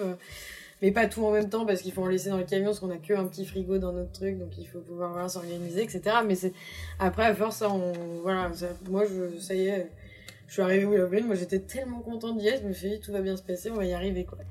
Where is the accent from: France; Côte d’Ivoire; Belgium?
France; Brittany; je suis bretonne